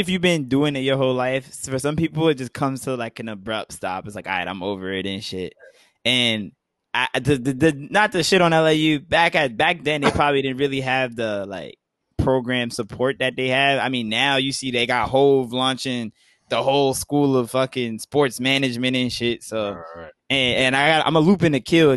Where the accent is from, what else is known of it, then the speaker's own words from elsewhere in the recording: New York, United States; growing up in New York